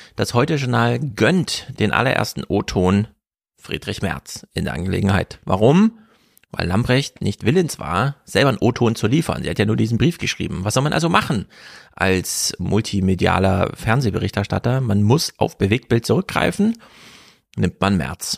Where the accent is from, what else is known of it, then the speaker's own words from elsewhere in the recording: Jena, Thuringia, Germany; moved away; mit Grüßen aus Jena, meiner alten Heimat